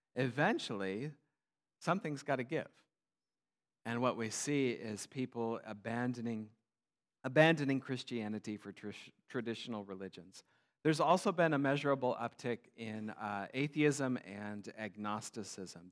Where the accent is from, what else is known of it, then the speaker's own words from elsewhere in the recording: United States; moved away as an adult; now in Kenya; an American missionary